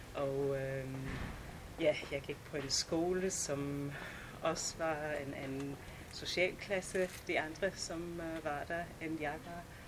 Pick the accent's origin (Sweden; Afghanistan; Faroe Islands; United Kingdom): United Kingdom; England; Danish is a second language; moved away as an adult; also born or lived in London; now in Denmark; Jeg kommer fra England